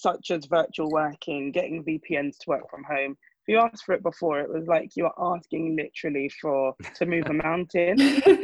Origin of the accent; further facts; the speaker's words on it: Nigeria; I am a Nigerian.